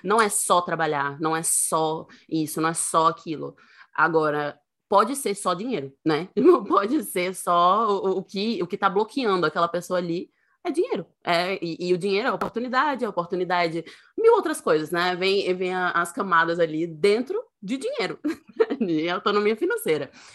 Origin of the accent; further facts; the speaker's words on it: Northeast Region, Brazil; sou nordestina